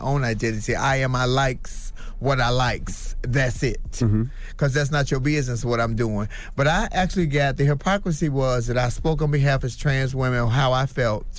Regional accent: Chicago, Illinois, United States; I'm from Chicago. I'm West Side. I'm straight hood all day, all night.

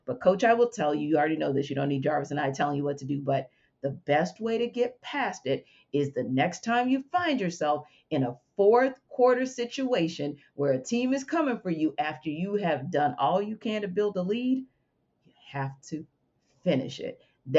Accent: New Orleans, Louisiana, United States; now in Atlanta, United States; I'm from New Orleans

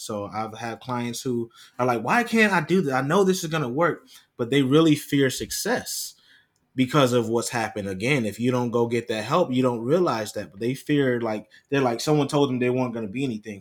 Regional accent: Rochester, New York, United States; growing up in Rochester, New York

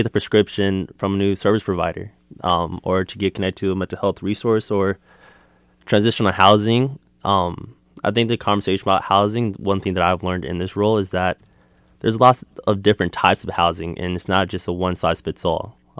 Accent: Hayward, California, United States; Yeah, I am a Bay Area resident. I'm from Hayward, California, which is also nice.

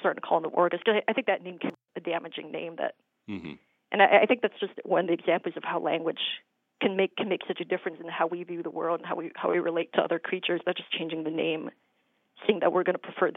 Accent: Minnesota, United States; now in New Hampshire, United States; I grew up in Minnesota, and we'd go to the state fair every year

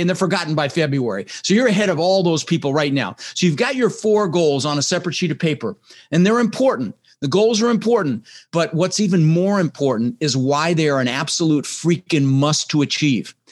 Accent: Denver, Colorado, United States; also born or lived in Netherlands; I immigrated to this country when I was six years old with my brother Albert, my mother's Vantje. I was born in the Netherlands in Holland, you know, wooden shoes and windmills. And and we ended up in Denver, Colorado, and we didn't have much

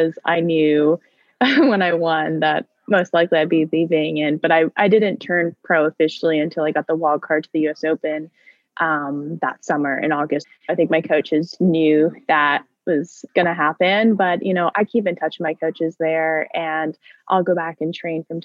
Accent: Westchester, New York, United States; also born or lived in North Carolina; I'm from Westchester

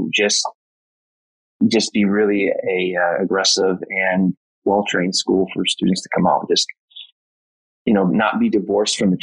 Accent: Michigan, United States; now in Palm Springs, United States; I'm from Michigan

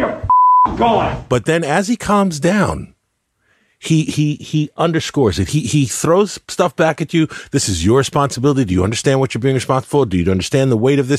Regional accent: United States

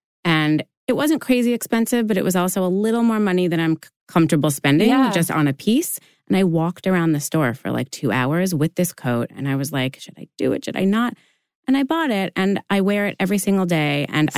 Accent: New York City, New York, United States; I grew up here in New York City

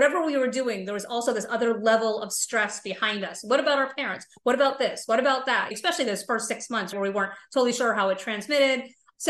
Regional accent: Florida, United States; And I grew up in Florida, not far from Kennedy Space Center.

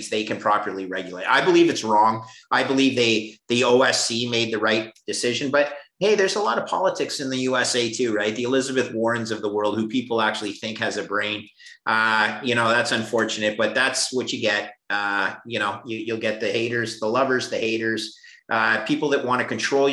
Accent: Canada; as a Canadian

